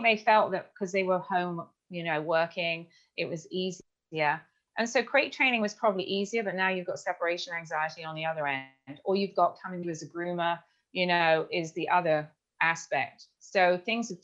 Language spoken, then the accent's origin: English; England, United Kingdom; moved away as an adult; now in United States; I came from England